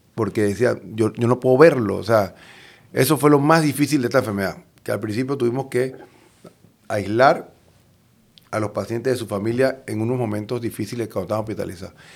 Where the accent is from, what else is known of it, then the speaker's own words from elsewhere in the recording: Panama; nuestra población en Panamá